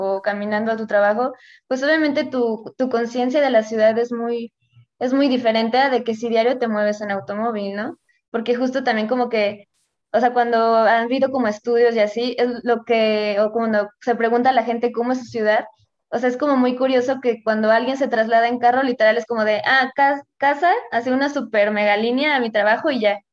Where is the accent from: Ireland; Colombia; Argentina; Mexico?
Mexico; Querétaro; yo soy de Querétaro